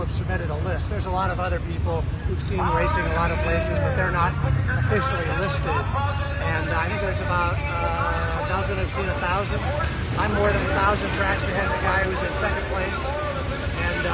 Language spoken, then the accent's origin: English; Peoria, Illinois, United States; now in San Clemente, United States; I grew up around Peoria, Illinois